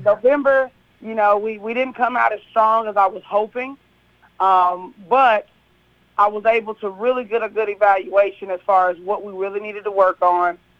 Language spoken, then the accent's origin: English; Kentucky, United States; now in Tennessee, United States; I'm from Kentucky